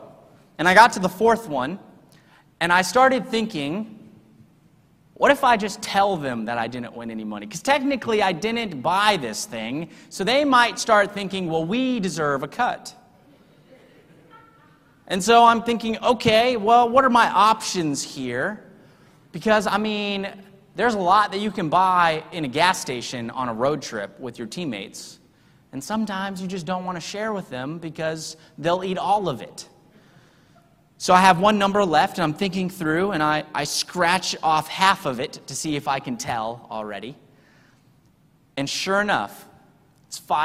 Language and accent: English; Texas, United States; also born or lived in Salt Lake City, Utah / Sydney, Australia; I'm from Texas